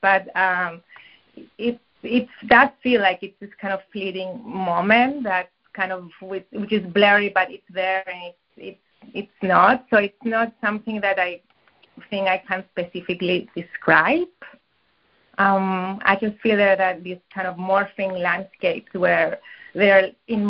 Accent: Cyprus; now in Brooklyn, United States; I went back to Cyprus, which is where I grew up

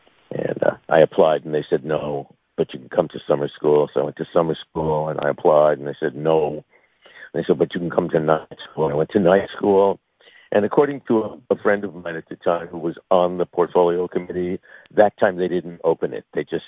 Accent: Long Island, New York, United States; also born or lived in Manhattan, New York / Jackson Heights, Queens, New York; I was born in Manhattan. I spent my first couple of years in Jackson Heights, and then they moved me to Long Island. I spent the rest of my time there trying to escape.

